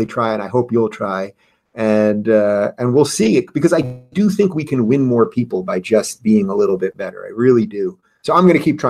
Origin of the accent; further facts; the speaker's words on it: New York, United States; I'm from New York.